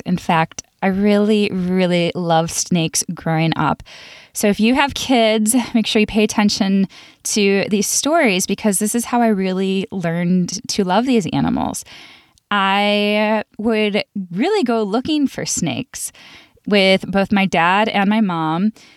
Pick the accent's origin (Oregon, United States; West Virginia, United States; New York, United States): New York, United States; Buffalo; I grew up in Buffalo, New York, where we didn't have any venomous snakes